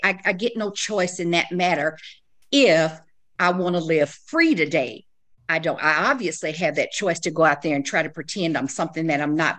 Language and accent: English; the South, United States; I was raised in the South